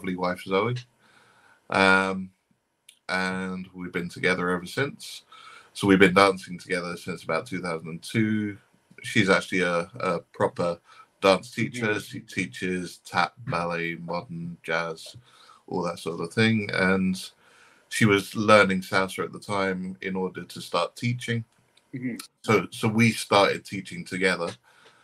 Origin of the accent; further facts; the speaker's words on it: London, United Kingdom; from London in the UK